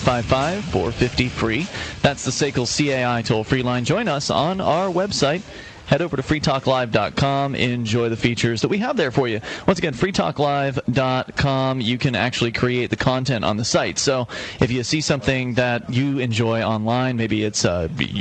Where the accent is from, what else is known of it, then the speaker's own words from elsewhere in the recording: Keene, New Hampshire, United States; I'm from Keene, New Hampshire.